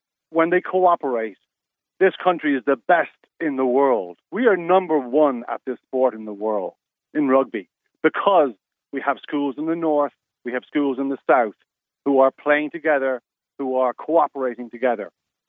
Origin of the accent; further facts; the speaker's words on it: Ireland; I'm Irish.